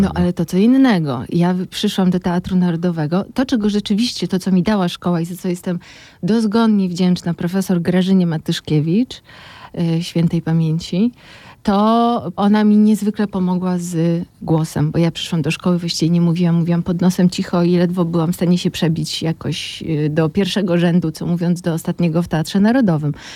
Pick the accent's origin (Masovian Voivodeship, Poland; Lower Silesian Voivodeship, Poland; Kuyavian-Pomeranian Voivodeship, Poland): Masovian Voivodeship, Poland; Warsaw; also born or lived in Moscow; ja urodziłam się w Warszawie, całe życie przeżyłam w Warszawie, no z takim epizodem moskiewskim, kilkuletnim